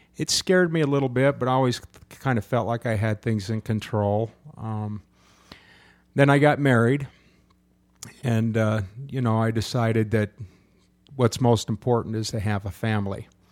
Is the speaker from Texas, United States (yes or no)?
no; Utah, United States; also born or lived in Southern California; I was brought up in a church until I was nine years old when we moved from Southern California to Utah